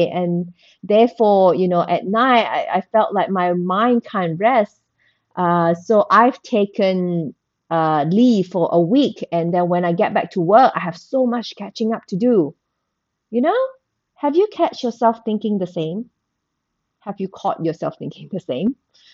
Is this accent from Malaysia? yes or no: yes; Malaysia; I was born and bred in Malaysia. So I went to school in Malaysia